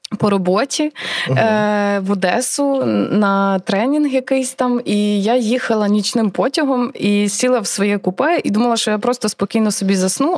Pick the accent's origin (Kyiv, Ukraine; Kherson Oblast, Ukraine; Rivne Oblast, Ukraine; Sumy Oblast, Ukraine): Rivne Oblast, Ukraine; moved away as an adult; also born or lived in Lviv; вродженка Рівненщини, е, це ж моя мала батьківщина